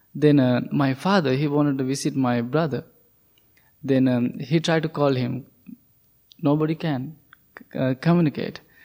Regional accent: Sri Lanka; English is a second language; moved away as an adult; I'm coming from Sri Lanka

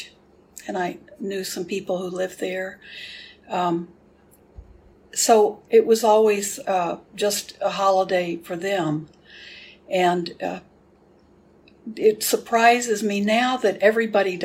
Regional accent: Houston, Texas, United States; I grew up in Houston

